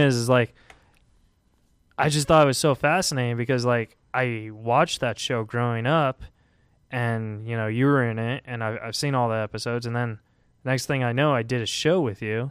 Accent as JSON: {"language": "English", "town": "Huntington Beach", "region": "California", "country": "United States", "said": "I am from Huntington Beach"}